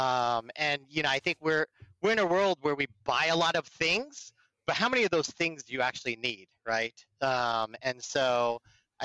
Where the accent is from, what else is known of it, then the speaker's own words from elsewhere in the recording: Burlingame, California, United States; I grew up in the Bay Area and the peninsula. I'm a Burlingame High School kid